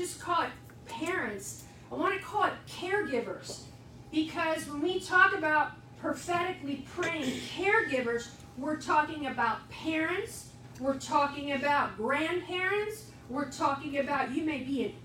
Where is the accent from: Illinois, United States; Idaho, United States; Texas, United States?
Illinois, United States; Wheaton; in my bedroom. At 829 North President, Wheaton, Illinois